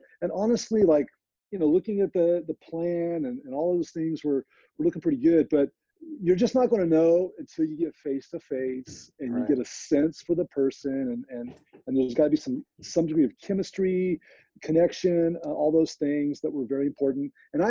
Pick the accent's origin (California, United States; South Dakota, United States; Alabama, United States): California, United States; No way, I'm from Central Valley, California.